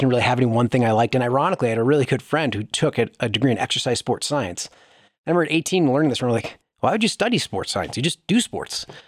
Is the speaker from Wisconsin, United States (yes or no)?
yes; Wisconsin, United States; I grew up in Wisconsin